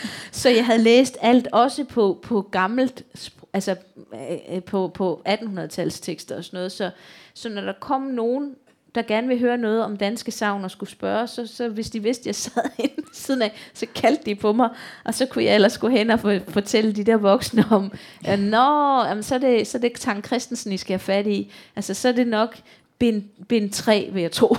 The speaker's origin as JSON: {"language": "Danish", "town": "Odense", "region": "Southern Denmark", "country": "Denmark", "tie": "born or raised there", "accent": "Funen", "said": "et barakbibliotek øh, i Odense, hvor jeg kommer fra"}